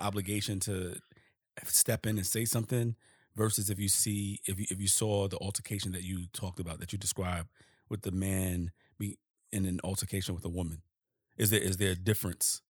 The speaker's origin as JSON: {"language": "English", "town": "New York City", "region": "New York", "country": "United States", "tie": "born or raised there", "said": "I'm from Harlem. And I didn't grow up with no bent brims."}